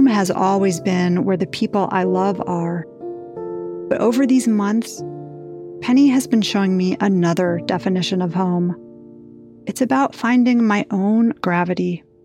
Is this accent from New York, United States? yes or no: yes; New York, United States; I grew up in New York